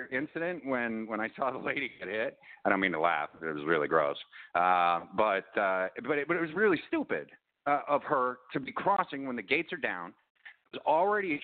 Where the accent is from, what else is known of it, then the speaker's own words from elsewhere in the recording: Chicago, Illinois, United States; I'm originally from Chicago